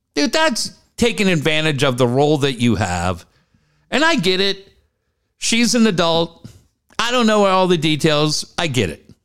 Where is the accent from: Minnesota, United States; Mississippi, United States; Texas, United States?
Minnesota, United States; Minneapolis; now in San Diego, United States; I grew up in Minneapolis